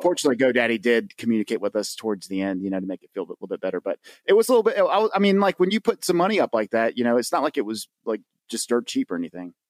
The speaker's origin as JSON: {"language": "English", "region": "the South", "country": "United States", "said": "I'm from the South, and we don't just have boats, we have what we call John boats"}